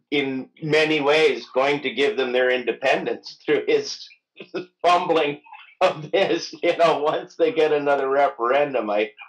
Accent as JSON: {"language": "English", "town": "Mississauga", "region": "Ontario", "country": "Canada", "tie": "born there", "said": "I was born in Mississauga. Don't let the Wikipedia page deny this, but Tor- uh, Toronto is not my home in any way."}